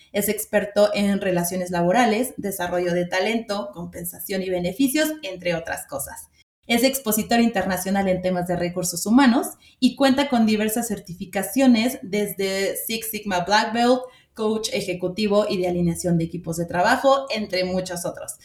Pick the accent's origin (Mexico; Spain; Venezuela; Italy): Mexico; nosotros como mexicanos